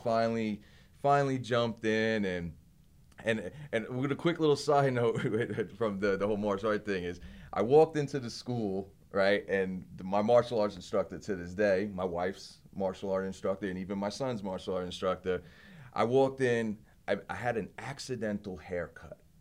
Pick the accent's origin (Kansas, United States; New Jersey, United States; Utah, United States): New Jersey, United States; Belleville; also born or lived in Hoboken, New Jersey; I'm from Belleville, New Jersey. Originally born in Hoboken, New Jersey